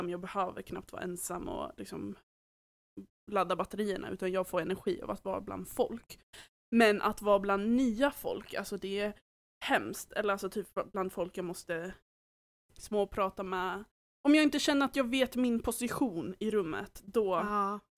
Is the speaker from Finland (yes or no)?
yes; Åland, Finland; accent: Åland Swedish; now in Sweden; För att när jag åker hem till Åland, då vänder jag väldigt direkt och börjar prata åländsk